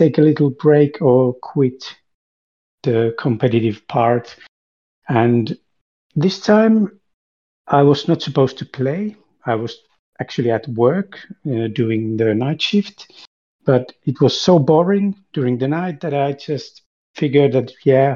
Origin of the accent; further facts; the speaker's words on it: Finland; I'm from Finland